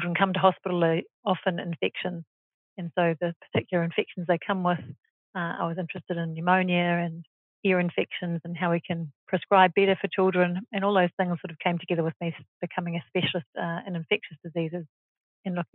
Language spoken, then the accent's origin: English; New Zealand; moved away as an adult; also born or lived in Australia / Singapore; I grew up in New Zealand